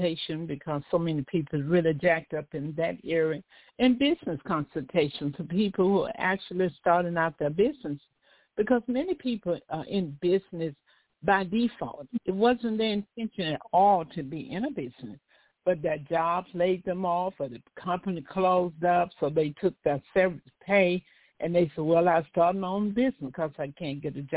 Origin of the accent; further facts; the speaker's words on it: Mississippi, United States; now in Los Angeles, United States; I hail from South America, I tell people, better known as Mississippi. My father was a farmer